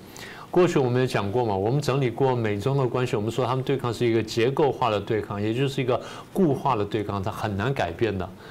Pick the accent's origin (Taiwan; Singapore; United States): United States; 那最有名的世卫组织这些呢，我们美国人觉得说你的渗透而且在不公平的修改游戏规则